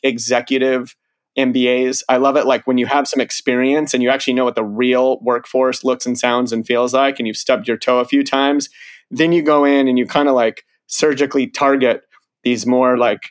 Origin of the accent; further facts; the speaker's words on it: Colorado, United States; growing up in Colorado